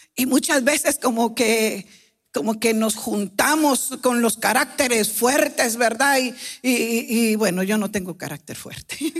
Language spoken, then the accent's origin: Spanish; Guatemala; venimos de Guatemala